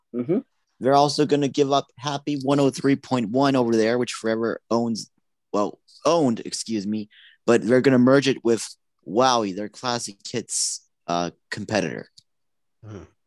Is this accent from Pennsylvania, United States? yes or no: yes; Johnstown, Pennsylvania, United States; my hometown market first in Johnstown.